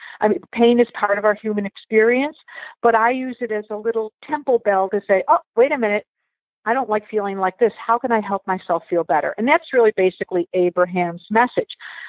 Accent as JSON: {"language": "English", "region": "Michigan", "country": "United States", "said": "I was from Michigan, visiting a friend on Long Island, staying at a friend's home."}